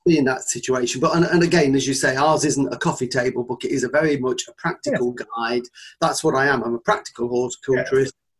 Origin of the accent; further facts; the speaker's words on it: Nottinghamshire, East Midlands, United Kingdom; moved away as an adult; where I grew up in Nottinghamshire